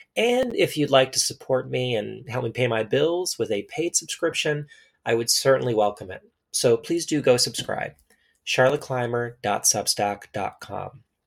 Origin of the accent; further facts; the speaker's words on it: Texas, United States; I grew up in Texas, as did generations of my family before me